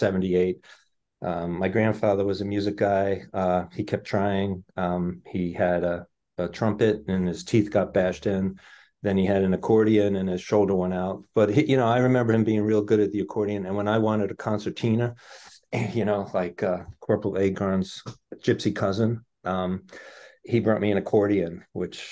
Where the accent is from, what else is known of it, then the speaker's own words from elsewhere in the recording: New York City, New York, United States; now in Arlington, United States; I grew up in New York City, Queens of New York. I live in Arlington, Massachusetts for quite a while.